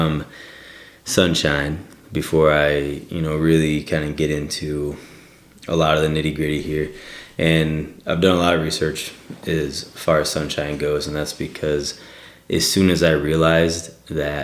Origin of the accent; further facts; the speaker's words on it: Northern Michigan, United States; now in southwestern Pennsylvania, United States; I'm from Northern Michigan